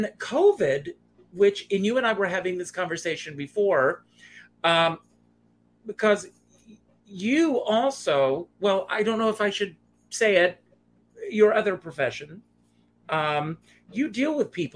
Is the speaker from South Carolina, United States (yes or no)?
yes; South Carolina, United States; I grew up in a small town, and I grew up in South Carolina